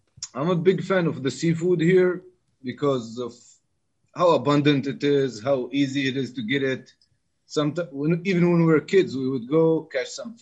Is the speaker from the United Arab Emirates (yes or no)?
yes; East Coast, United Arab Emirates; I grew up in the East Coast, and it was our cuisine.